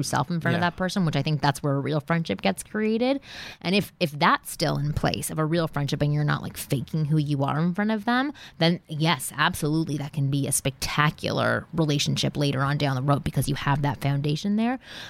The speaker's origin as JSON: {"language": "English", "country": "Canada", "moved": "as an adult", "lives_now": "Los Angeles, United States", "said": "I was from Canada. I had just moved here"}